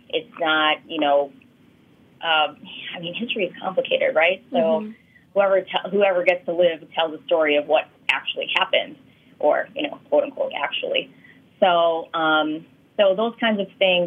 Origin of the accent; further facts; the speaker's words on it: United States; the Filipino Americans, we have our story